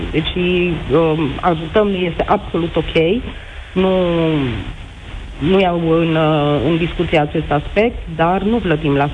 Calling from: Oradea, Bihor County, Romania; Sunt din Oradea și sunt directorul unei fabrici de confecții.

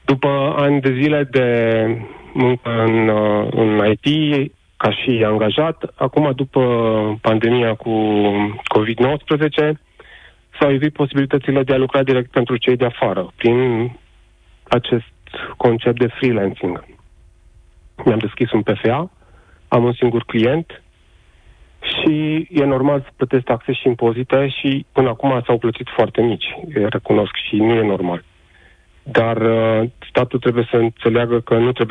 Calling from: Sibiu, Sibiu County, Romania; din Sibiu, am 40 de ani, sunt ITist.

